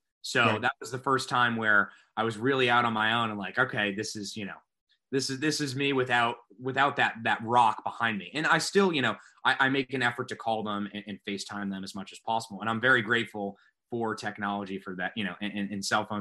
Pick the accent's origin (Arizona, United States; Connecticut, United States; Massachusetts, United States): Massachusetts, United States; Concord; moved away as an adult; also born or lived in Nashville; I grew up in Concord, about 30 minutes outside the city